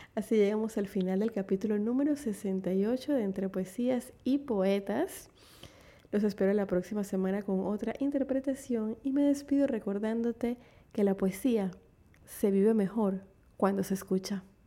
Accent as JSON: {"language": "Spanish", "country": "Panama", "said": "En mi país, Panamá"}